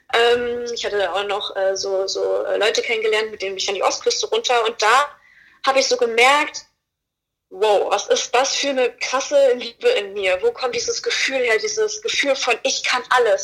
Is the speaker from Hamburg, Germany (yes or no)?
no; Fulda, Hesse, Germany; moved away as an adult; now in Berlin, Germany; Ich komme aus Fulda. Ich, ähm, ich, bin mit 19 Jahren bin ich nach Berlin gekommen